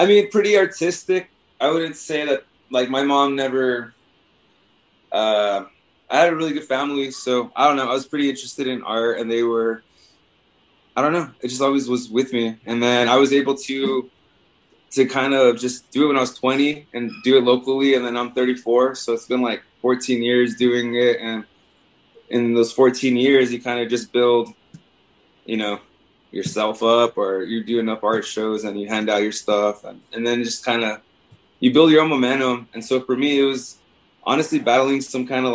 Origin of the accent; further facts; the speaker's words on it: El Paso, Texas, United States; Born and raised in El Paso